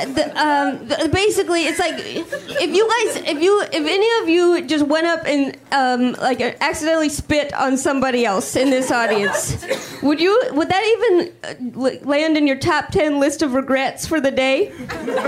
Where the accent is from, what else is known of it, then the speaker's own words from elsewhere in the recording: Midwest, United States; moved away; I'm originally from the Midwest